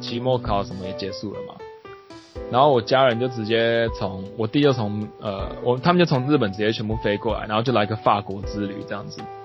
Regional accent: southern Taiwan, Taiwan; first language Taiwanese Hokkien; Chinese is a second language; also born or lived in France / United States; now in Japan; 就是我们都是南部的

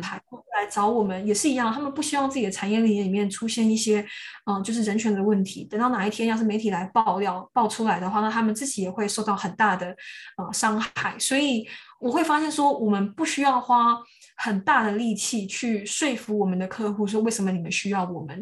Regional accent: Taiwan; moved away as an adult; now in United Kingdom; 我自己土生土长的土地上面

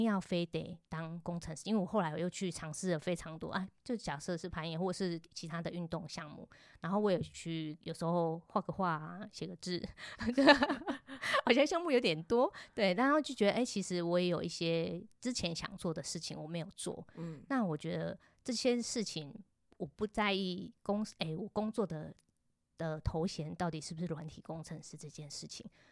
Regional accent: Tainan, Taiwan; 我台南人

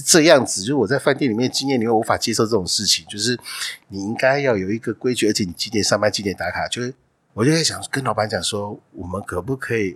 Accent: Hualien County, Taiwan; moved away as an adult; 从花莲来的

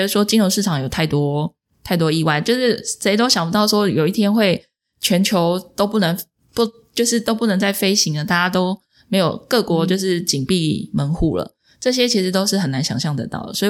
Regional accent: Taipei, Taiwan; 我是台北万华人啊。

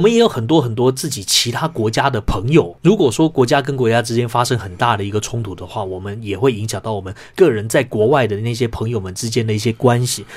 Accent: Taiwan; 我们作为一个台湾人

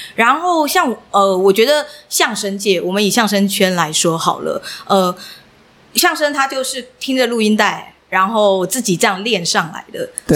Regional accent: Miaoli County, Taiwan; 我是苗栗长大的孩子

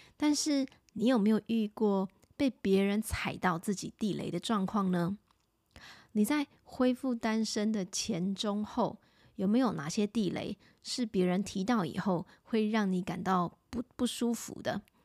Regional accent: Taipei, Taiwan; 我自己从小在万华长大

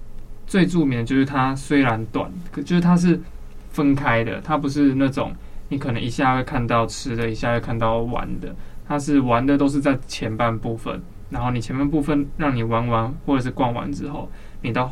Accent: Taipei, Taiwan; 在那之前，因为我从小就住在那边，宁夏夜市它就是一个很扯

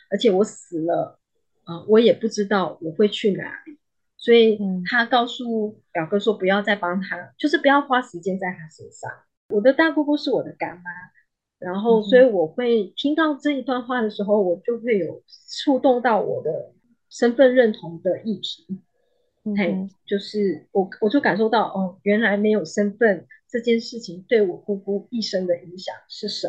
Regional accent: Johor Bahru, Johor, Malaysia; 我是在那里长大？后来六岁的时候，我爸爸呃要到新加坡工作，我们就落呃定居在呃新山柔佛州的新山

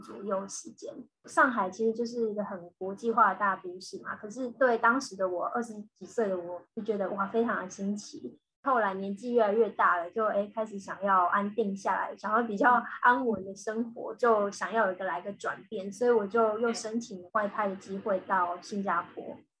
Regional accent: Changhua, Changhua County, Taiwan; moved away as an adult; also born or lived in Beijing / Shanghai / Singapore; now in Israel; 我现在呢，我是住在以色列，呃，我是台湾土生土长的台湾人这样，然后我是嗯。彰化的小孩

